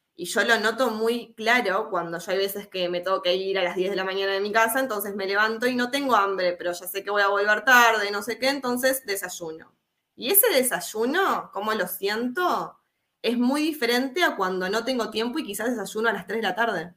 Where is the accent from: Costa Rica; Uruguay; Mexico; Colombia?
Uruguay; soy uruguaya, Hoy me encuentro en Uruguay.